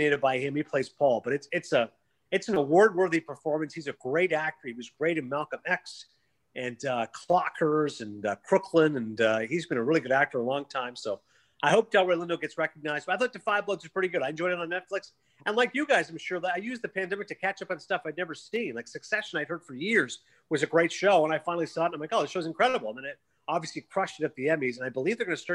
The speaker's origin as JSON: {"language": "English", "town": "Toronto", "region": "Ontario", "country": "Canada", "tie": "born or raised there", "said": "my hometown in Toronto"}